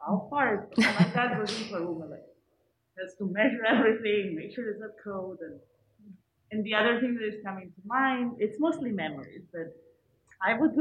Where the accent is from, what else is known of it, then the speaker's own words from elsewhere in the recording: Italy; moved away; growing up in Italy